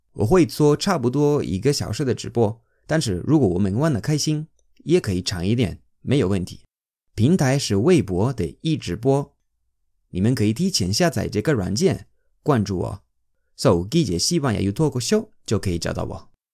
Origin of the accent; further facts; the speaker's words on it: Spain; Chinese is a second language; now in China; 过几天我要回西班牙一趟，跟家庭过圣诞节